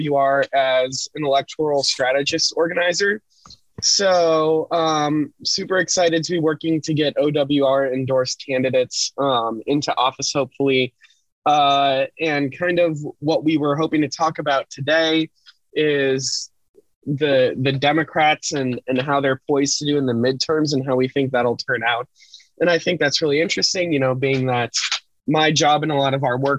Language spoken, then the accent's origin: English; Minnesota, United States; I'm from Minnesota. I grew up in a very white liberal area